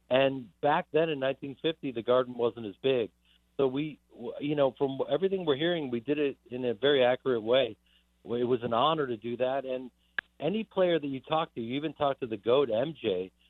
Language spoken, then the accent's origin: English; Chicago, Illinois, United States; also born or lived in New York; I was born in New York, went to NYU, but I grew up in Chicago.